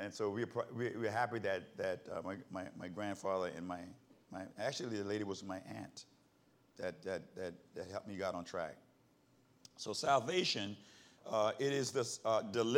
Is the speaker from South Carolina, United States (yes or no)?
yes; South Carolina, United States; In the Baptist church, where I grew up in South Carolina